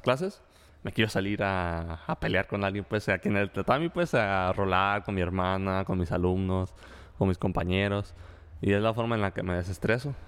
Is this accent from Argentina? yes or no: no; Mexico